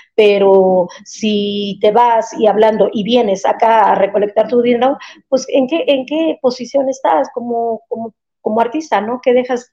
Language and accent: Spanish; Mexico; yo como mexicana